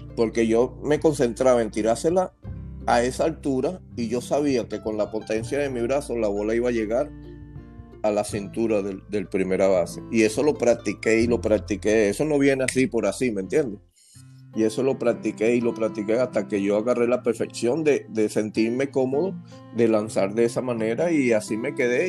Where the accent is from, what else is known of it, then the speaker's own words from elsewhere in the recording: Venezuela; Me encantaba jugar en mi país. Y ahí me hice, ahí crecí, ahí aprendí a jugar el béisbol